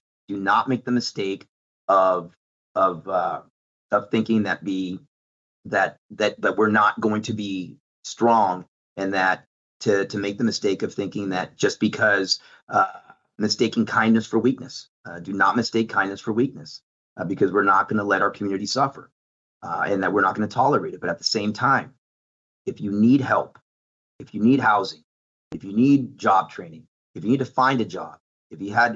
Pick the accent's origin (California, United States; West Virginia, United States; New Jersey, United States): California, United States; now in Dallas, United States; Listen, I come from California, and I've seen firsthand on that how that had some negative impacts on our businesses and on our community.